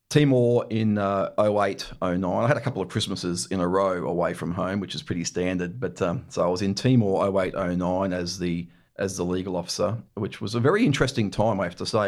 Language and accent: English; Scarborough, Queensland, Australia; also born or lived in Brisbane; grew up in, uh, in Scarborough, just north of Brisbane.